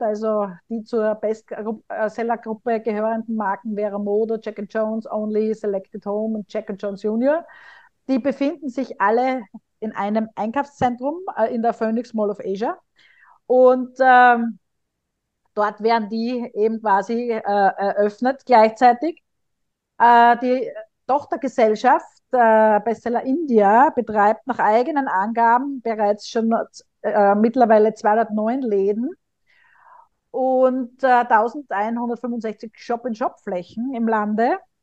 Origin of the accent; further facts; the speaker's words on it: Graz, Styria, Austria; moved away; In meiner Heimat Graz